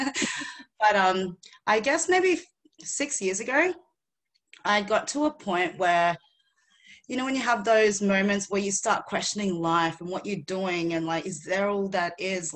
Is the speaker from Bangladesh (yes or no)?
no; Philippines; now in Australia; I was born in the Philippines